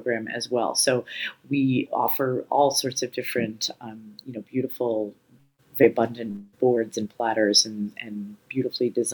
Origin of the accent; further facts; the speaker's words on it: New York City, New York, United States; now in San Francisco, United States; As a little girl, I grew up in New York City